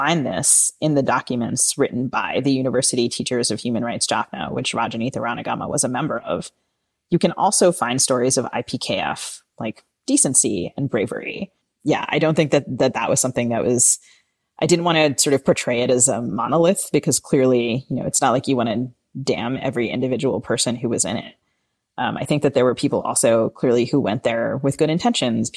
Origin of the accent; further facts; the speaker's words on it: United States; I as an American